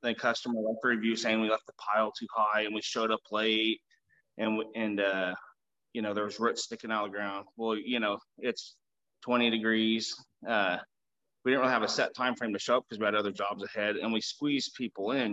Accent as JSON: {"language": "English", "town": "Augusta", "region": "Kansas", "country": "United States", "tie": "born or raised there", "said": "Augusta, Kansas, where I grew up"}